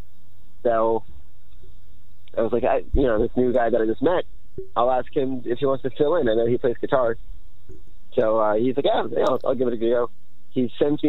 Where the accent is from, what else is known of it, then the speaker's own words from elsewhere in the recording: Pennsylvania, United States; moved away as an adult; now in San Diego, United States; I'm from Pennsylvania